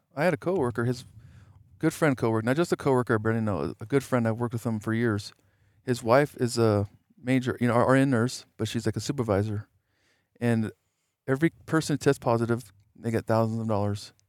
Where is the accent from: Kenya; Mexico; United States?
United States; I'm an American